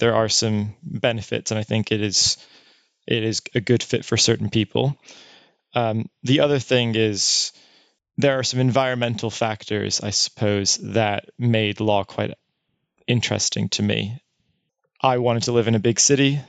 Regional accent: United States; moved away as an adult; my experience as an American

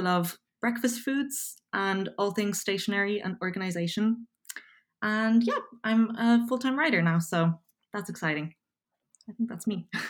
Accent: Dublin, Leinster, Ireland; accent: Irish; also born or lived in Poland; I'm originally from Poland. Um, I moved to Dublin, Ireland when I was seven

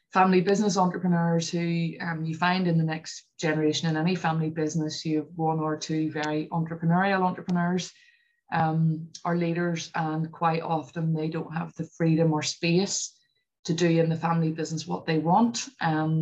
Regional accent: Northern Ireland, United Kingdom; also born or lived in London; Northern Irish people are probably a bit like Scottish. We're quite understated and just get on with things.

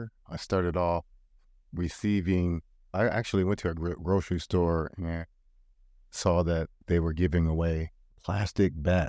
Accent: Portland, Oregon, United States; I remember growing up in North and Northeast Portland at Peninsula Sportsmen, Riverside, Wilshire, Interstate.

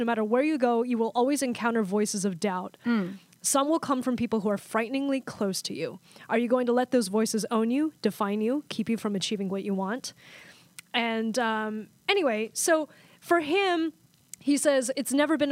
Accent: United States; as a Chinese American

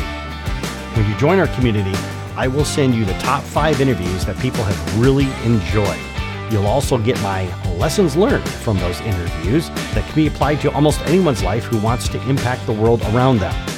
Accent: Michigan, United States; moved away; I've returned to my native Michigan, and I'm looking to reconnect with my home state

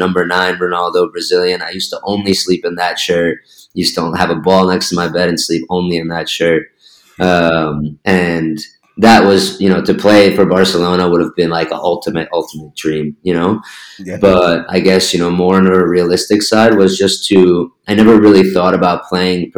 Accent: New Jersey, United States; moved away as an adult; also born or lived in Argentina / Germany; now in Spain; growing up in Jersey

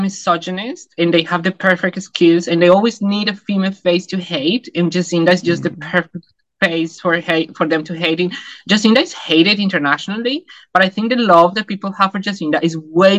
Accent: Bogotá, Colombia; English is a second language; moved away as an adult; also born or lived in Taiwan / Hong Kong; now in New Zealand; when I was growing up in Colombia

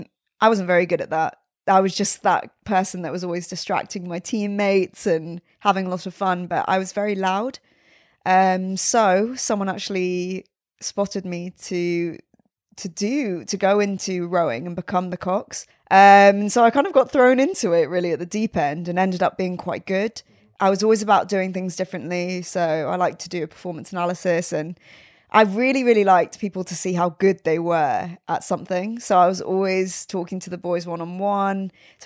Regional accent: South West England, United Kingdom; So I'm originally from Devon, Somerset area.

